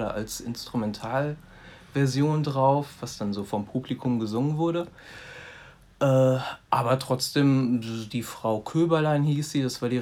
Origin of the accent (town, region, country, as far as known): Neuwied, Rhineland-Palatinate, Germany; born or raised there; also born or lived in Andernach